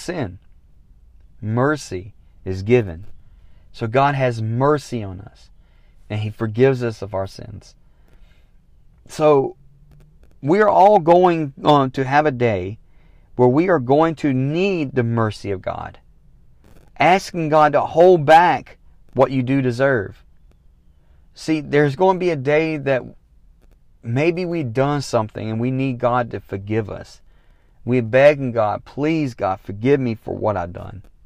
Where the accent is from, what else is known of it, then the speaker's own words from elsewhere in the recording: the South, United States; I'm from the South